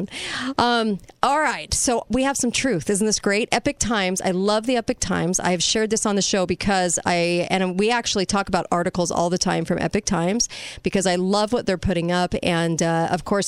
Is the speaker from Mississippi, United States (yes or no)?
no; California, United States; I'm from California